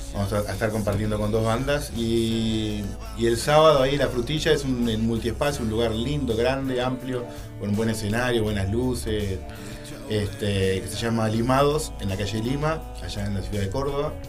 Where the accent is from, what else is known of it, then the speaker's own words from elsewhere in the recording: Montevideo, Uruguay; yo soy de Montevideo